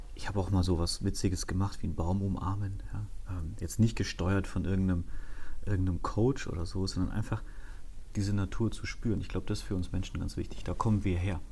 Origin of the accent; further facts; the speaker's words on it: Erlangen, Bavaria, Germany; moved away; bin in Erlangen aufgewachsen, das ist in Mittelfranken.